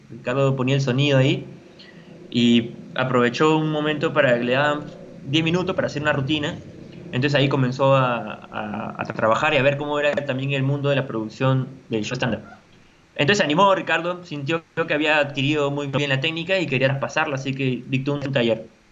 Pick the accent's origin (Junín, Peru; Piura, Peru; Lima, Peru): Lima, Peru; La Paz, San Miguel; soy de La Paz, de San Miguel